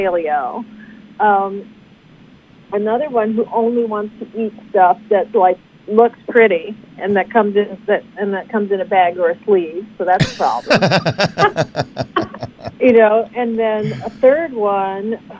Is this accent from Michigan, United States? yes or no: yes; Detroit, Michigan, United States; I'm from Detroit, and my parents come from a southern background. My dad's from Georgia